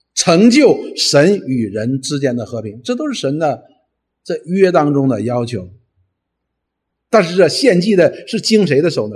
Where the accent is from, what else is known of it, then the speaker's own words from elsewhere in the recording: China; 我们中国人通常呢，认为忌喜，呃，平安是什么意思呢？